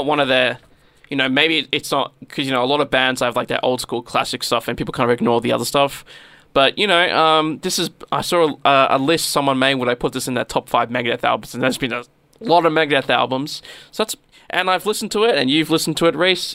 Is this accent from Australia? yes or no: yes; Australia; accent: Australian English; We only know the Australian English